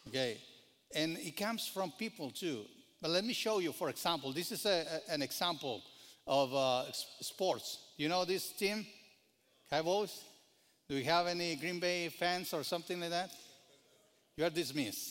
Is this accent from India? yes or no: no; Mexico; now in United States; I grew up in Mexico